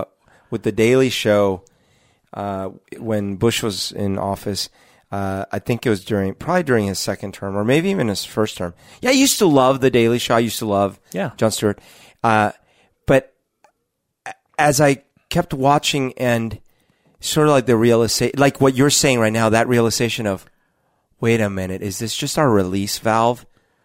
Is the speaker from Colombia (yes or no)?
yes; Colombia; growing up in Colombia in the 80s, the three main things that were used to diffuse how messed up everything was.